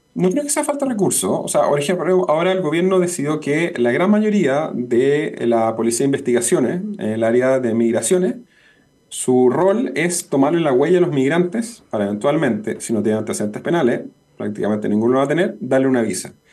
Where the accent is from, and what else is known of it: Chile